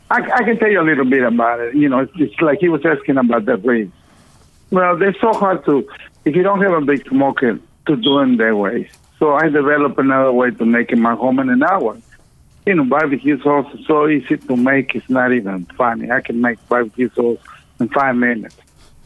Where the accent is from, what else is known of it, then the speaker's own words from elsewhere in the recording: Mexico; now in Houston, United States; I came from Mexico to the U.S. in 1974. To Houston because I wanted to be a rock and roll famous guy.